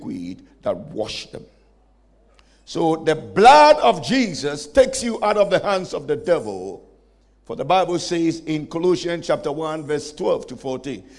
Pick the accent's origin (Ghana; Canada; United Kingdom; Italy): Ghana; I come from Ghana.